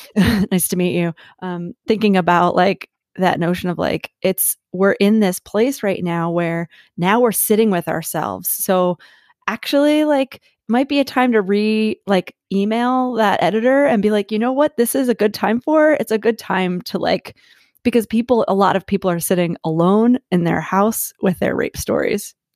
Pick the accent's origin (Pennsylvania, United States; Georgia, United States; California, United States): Pennsylvania, United States; Philadelphia; moved away as an adult; also born or lived in Asheville, North Carolina; I am born and raised in Philadelphia, and I became nomadic about two and a half years ago